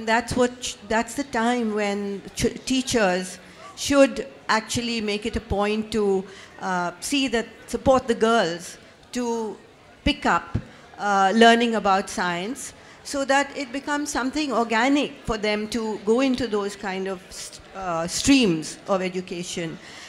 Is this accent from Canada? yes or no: no; India; from India